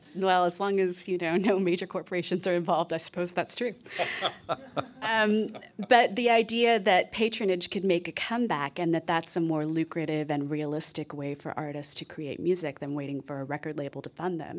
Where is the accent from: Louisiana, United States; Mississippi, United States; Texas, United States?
Texas, United States; I grew up in Texas